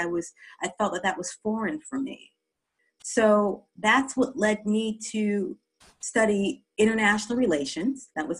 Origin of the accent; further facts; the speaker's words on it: East Coast, United States; I'm an American, and I grew up in 3 U.S. East Coast states. So by the time I was 14